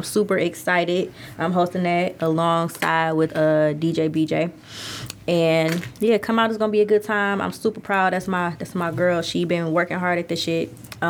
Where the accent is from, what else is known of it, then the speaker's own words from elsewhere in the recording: Detroit, Michigan, United States; because I'm from Detroit.